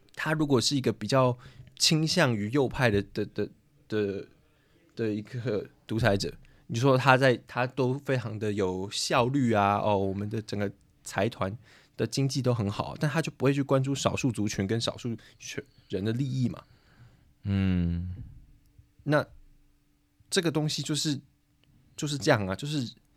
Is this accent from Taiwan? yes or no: yes; Taiwan; moved away as an adult; now in Prague, Czechia; 我作为一个台湾人